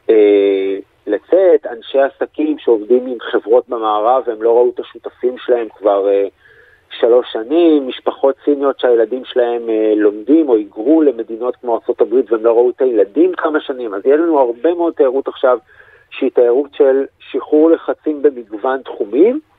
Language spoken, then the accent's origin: Hebrew; Israel; מה שאנחנו כבר בתור ישראלים שכחנו אפילו איך בודקים קורונה